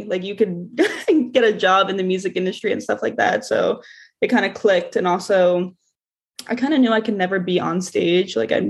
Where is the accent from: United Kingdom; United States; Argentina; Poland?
United States; Philadelphia, Pennsylvania; first language English; I grew up in Philly. I spent like my whole life in Philly.